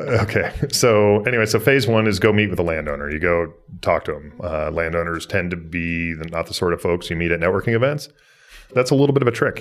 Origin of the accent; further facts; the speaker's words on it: Boise, Idaho, United States; I was a kid growing up in Idaho. and, uh, grow up in Boise